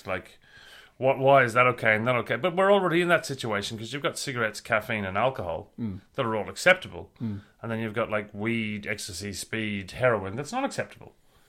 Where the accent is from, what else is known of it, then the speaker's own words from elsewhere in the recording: Ireland; When I grew up in Ireland, the pubs closed in winter at 11 and in summer at 11:30.